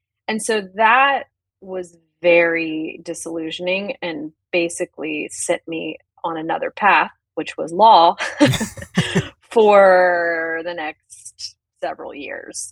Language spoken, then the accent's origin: English; the South, United States; being in the South